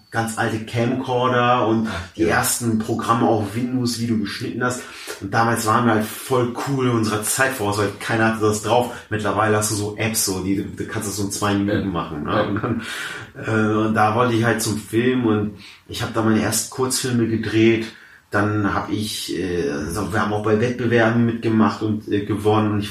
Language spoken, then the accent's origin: German; Hamburg, Germany; born there; Also ich, wie gesagt, ich bin äh, äh in, ich bin in Hamburg geboren. Ich bin jetzt äh, 27 Jahre alt, studiere aktuell noch an der äh, Uni zu Köln